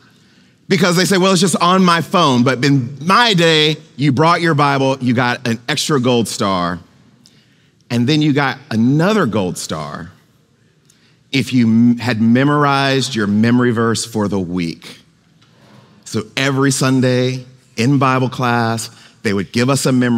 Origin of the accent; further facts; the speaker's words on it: Goshen, Mississippi, United States; the church where I grew up in Goshen, Mississippi